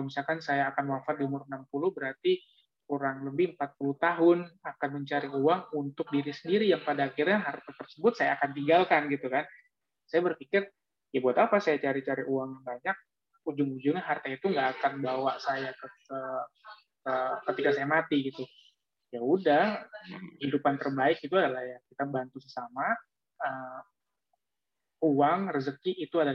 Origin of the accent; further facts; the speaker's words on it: Jakarta, Indonesia; Oh Malang saya kuliah mas. Saya besar di Jakarta kok.